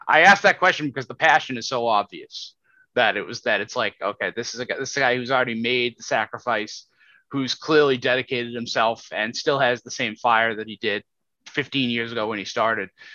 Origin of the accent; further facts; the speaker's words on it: United States; as an American